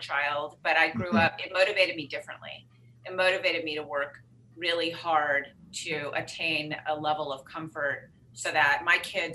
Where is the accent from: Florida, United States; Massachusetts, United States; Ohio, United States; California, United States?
California, United States; Los Angeles; I grew up in Los Angeles